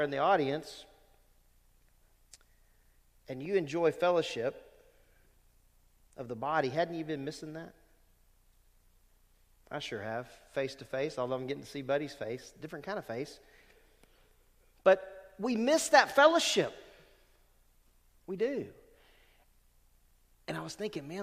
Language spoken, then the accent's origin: English; Louisiana, United States; when I was a young believer growing up in Louisiana